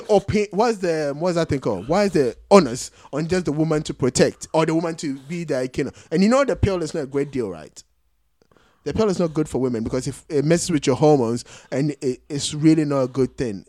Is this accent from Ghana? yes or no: yes; Ghana